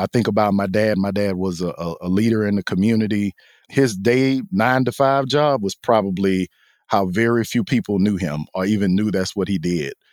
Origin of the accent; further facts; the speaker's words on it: Houston, Texas, United States; we grew up in Texas, I grew up in Houston